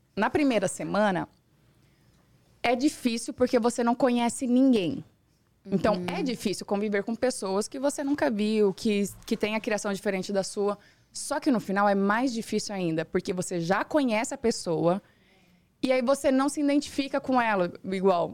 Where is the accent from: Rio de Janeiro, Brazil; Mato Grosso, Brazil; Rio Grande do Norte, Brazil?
Mato Grosso, Brazil; Rondonópolis; moved away as an adult; now in São Paulo, Brazil; Eu sou criada, nasci e fui criada no, em Rondonópolis, uma cidade pequena